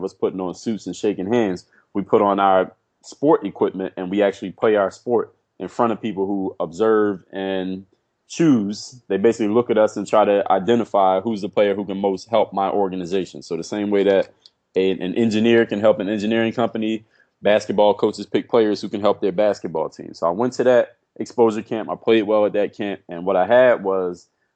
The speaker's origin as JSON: {"language": "English", "town": "Philadelphia", "region": "Pennsylvania", "country": "United States", "tie": "born or raised there", "also_born_or_lived": "Altoona, Pennsylvania", "moved": "as an adult", "lives_now": "South Florida, United States", "said": "I grew up in Philadelphia."}